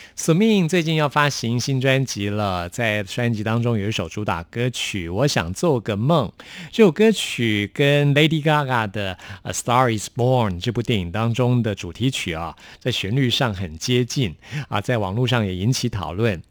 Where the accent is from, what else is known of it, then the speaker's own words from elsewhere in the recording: Taipei, Taiwan; 我是嗯。台北人，我住士林这边，哦。靠近士林夜市